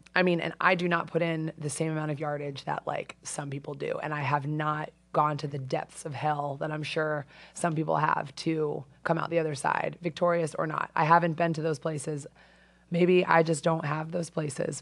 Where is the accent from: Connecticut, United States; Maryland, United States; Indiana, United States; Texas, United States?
Connecticut, United States; Avon; moved away as an adult; also born or lived in Bay Area, California; I'm from Avon.